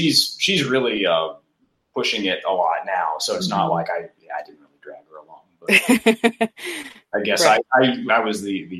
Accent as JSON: {"language": "English", "region": "Mississippi", "country": "United States", "moved": "yes", "lives_now": "Austin, United States", "said": "I'm from Mississippi originally"}